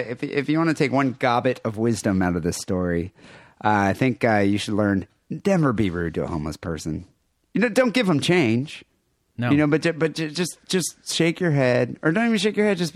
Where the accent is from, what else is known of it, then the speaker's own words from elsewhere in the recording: Michigan, United States; I grew up in Michigan.